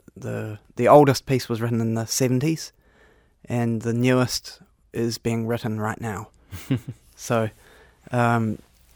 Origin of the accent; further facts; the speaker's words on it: New Zealand; now in New York City, United States; I'm from New Zealand